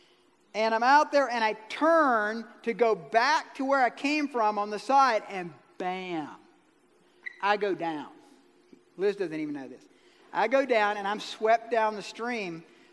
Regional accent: Georgia, United States; I'm from Georgia

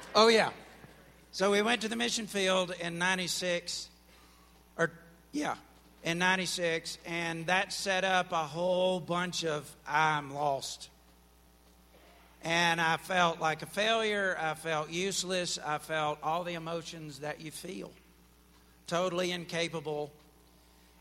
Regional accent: Alabama, United States; moved away; I'm from Alabama

